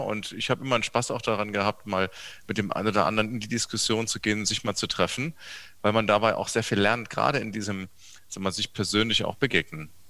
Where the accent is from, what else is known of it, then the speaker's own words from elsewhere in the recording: Saarbrücken, Saarland, Germany; born there; Ich bin in Saarbrücken geboren. Ich bin heute auch Saarbrücker Oberbürgermeister.